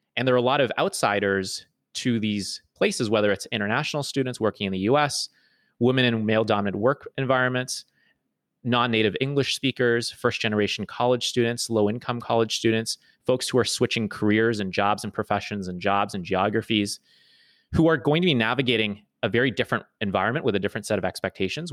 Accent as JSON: {"language": "English", "town": "Toronto", "region": "Ontario", "country": "Canada", "tie": "born or raised there", "moved": "as an adult", "said": "was born and raised in Toronto"}